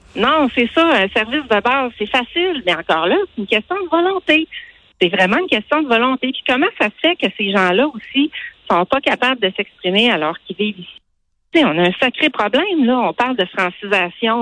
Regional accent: Saguenay, Quebec, Canada; now in Quebec City, Canada; je suis originaire de Saguenay

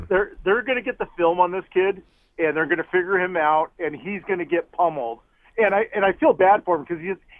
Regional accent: Southern California, United States; I grew up in SoCal.

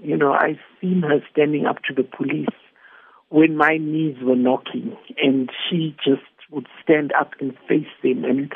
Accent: Zimbabwe; moved away as an adult; now in South Africa; I come from Zimbabwe

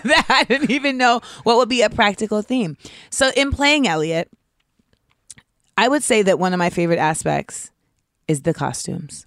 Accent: Orlando, Florida, United States; I'm from Orlando

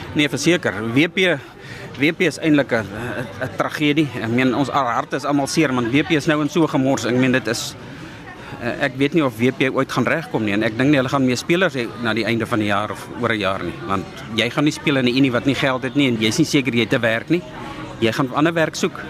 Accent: South Africa; ons as Suid-Afrikaners

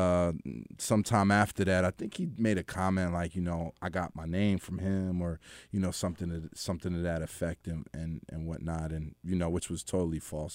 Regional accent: Philadelphia, Pennsylvania, United States; moved away as an adult; also born or lived in Atlanta; I was from Philly

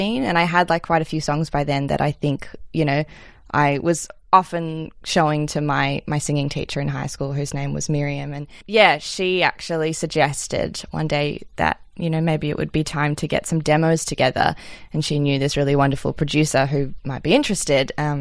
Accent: Melbourne, Victoria, Australia; I grew up in Melbourne. I've actually lived in the same house my whole life

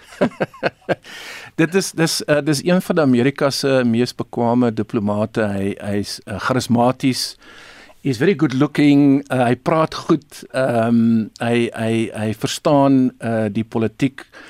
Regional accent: South Africa; ons as Afrikaners of Suid-Afrikaners

